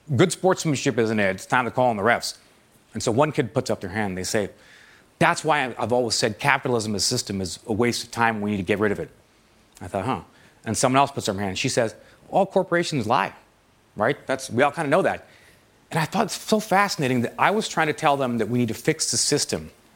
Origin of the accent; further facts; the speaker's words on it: Toronto, Ontario, Canada; moved away as an adult; I moved back to my hometown of Toronto